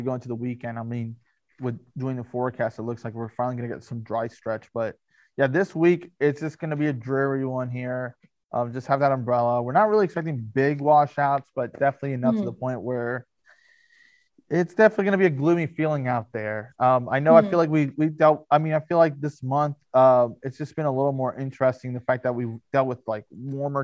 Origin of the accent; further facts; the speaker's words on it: Florida, United States; I'm from Florida. So, I mean, I grew up in Florida